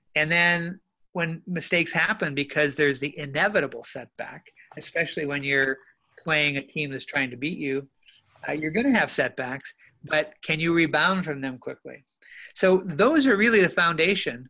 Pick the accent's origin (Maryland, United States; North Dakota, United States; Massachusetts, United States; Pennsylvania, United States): North Dakota, United States; moved away; also born or lived in Minnesota; I grew up in North Dakota in, in what I call the golden age of sandlot ball